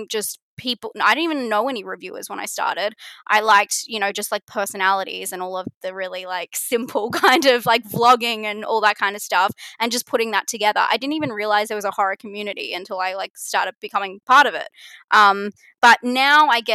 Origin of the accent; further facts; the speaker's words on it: Australia; It's the Australian way